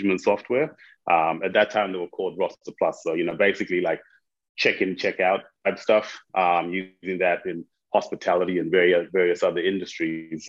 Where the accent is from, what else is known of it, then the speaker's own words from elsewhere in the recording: Zimbabwe; moved away as an adult; I'm originally from Zimbabwe. I moved here for uni many years ago.